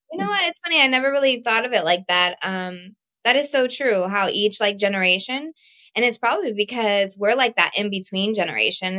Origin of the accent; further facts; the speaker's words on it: Connecticut, United States; also born or lived in Texas; we moved from Texas to Connecticut